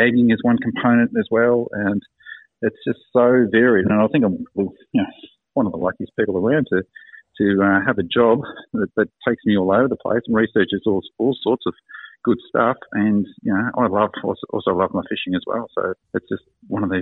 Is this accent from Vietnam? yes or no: no; Geelong, Victoria, Australia; also born or lived in Tasmania; I grew up in Geelong